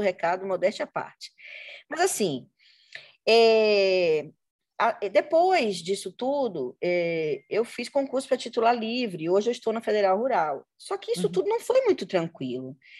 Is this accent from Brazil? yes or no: yes; Salvador, Bahia, Brazil; now in Rio de Janeiro, Brazil; eu sou na Bahia eu sou lida como branca, porque eu nasci em Salvador